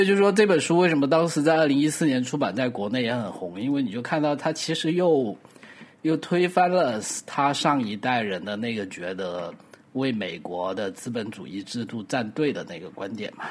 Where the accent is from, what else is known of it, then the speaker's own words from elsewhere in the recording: Guangdong, China; Chinese is a second language; 作为一个广东人